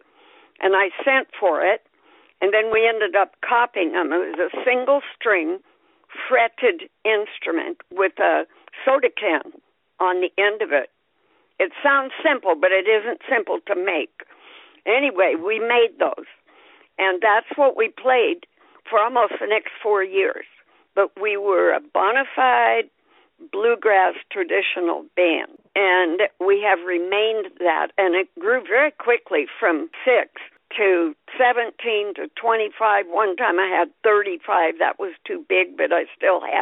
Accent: Vancouver, Washington, United States; moved away as an adult; also born or lived in Navajo Reservation; I grew up in Vancouver, Washington.

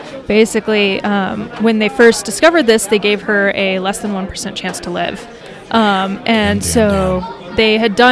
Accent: Georgia, United States; now in Denver, United States; We're both from Georgia

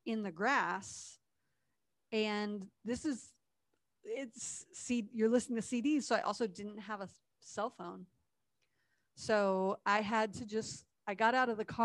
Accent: Ohio, United States; moved away as an adult; also born or lived in Tennessee; I was coming from Tennessee to Ohio, home for the summer after school

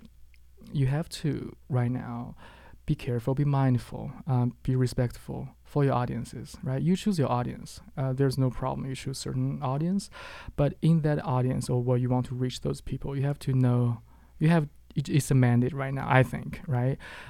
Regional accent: Qingdao, Shandong, China; moved away as an adult; now in Halifax, Canada; my hometown. It's called Qingdao in China

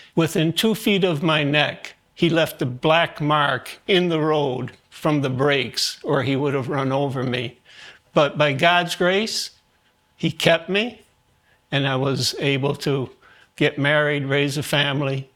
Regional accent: New York City, New York, United States; born or raised there; also born or lived in Germany

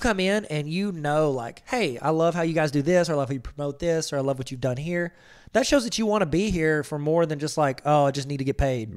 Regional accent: Ohio, United States; I'm from Ohio

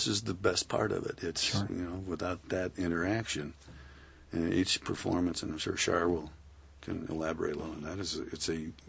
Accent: Lansing, Michigan, United States; I'm from Lansing.

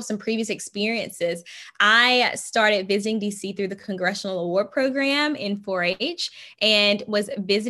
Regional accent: Shannon, Mississippi, United States; now in Washington, D.C., United States; I love to tell people, you know, I am that girl from Shannon.

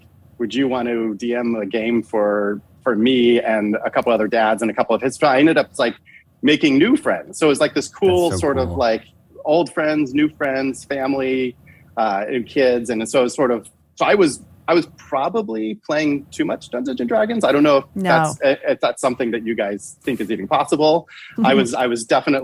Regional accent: Denver, Colorado, United States; I grew up in Denver, Colorado, you know, in like the 80s

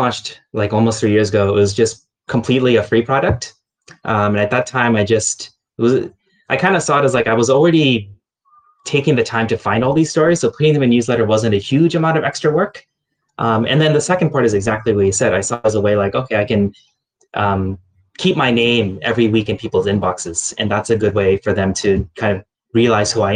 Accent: United States; moved away; as an American journalist in the region

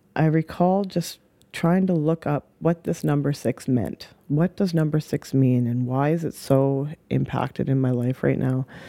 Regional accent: Saskatoon, Saskatchewan, Canada; also born or lived in Hope, British Columbia / Spuzzum, British Columbia / Okanagan, British Columbia / Victoria, British Columbia; About the age of four, moved over to Saskatoon

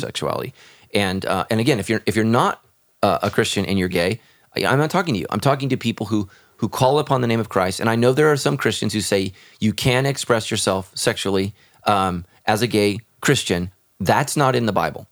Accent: United States; as Americans

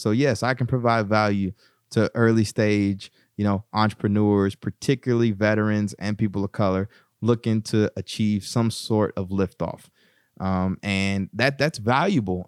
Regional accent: East Texas, United States; moved away as an adult; also born or lived in Bryan, Texas; now in Newark, United States; growing up in East Texas

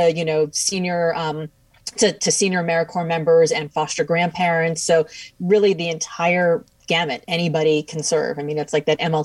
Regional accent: Miami, Florida, United States; now in Boston, United States; I'm from Miami, but I live in Boston now.

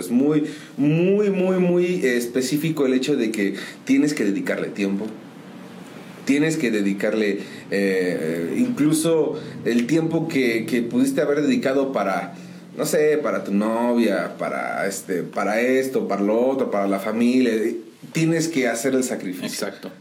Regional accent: San Juan del Río, Querétaro, Mexico; Pues yo soy originario de aquí de San Juan del Río. Aquí nacidito en uno de los hospitales

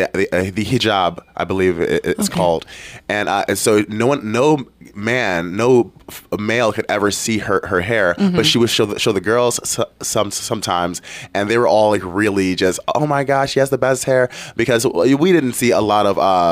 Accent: Detroit, Michigan, United States; I grew up in Detroit

